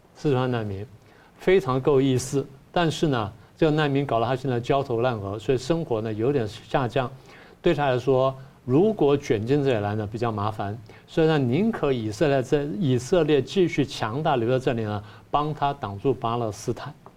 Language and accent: Chinese; Taiwan; 我们台湾人